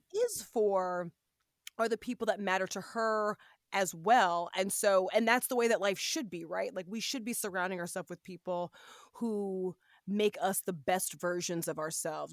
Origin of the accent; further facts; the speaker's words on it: Los Angeles, California, United States; moved away; my hometown